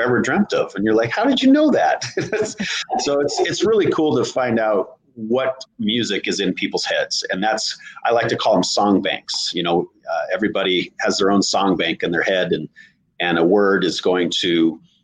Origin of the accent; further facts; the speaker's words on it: Montana, United States; now in Tennessee, United States; I'm from Montana